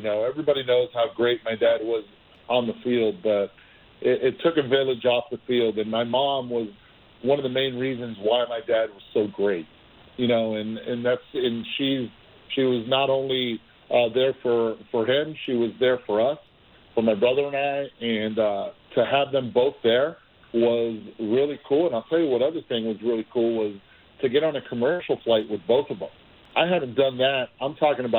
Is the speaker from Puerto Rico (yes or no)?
yes; Puerto Rico; also born or lived in Cincinnati, Ohio; And my brother and I were raised in Puerto Rico. We were born in Cincinnati